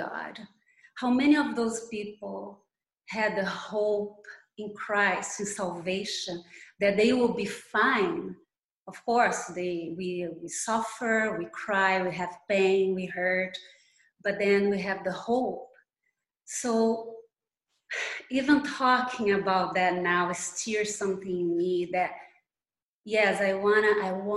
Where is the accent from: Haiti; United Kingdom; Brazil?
Brazil; accent: Brazilian; English is a second language; now in Miami, United States; as you can tell by my accent, I'm Brazilian